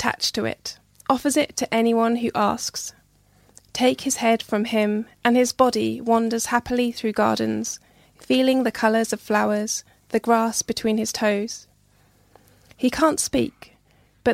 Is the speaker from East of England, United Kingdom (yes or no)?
yes; Hertfordshire, East of England, United Kingdom; moved away as an adult; also born or lived in Nottingham; now in Wetherby, United Kingdom; I grew up in Hertfordshire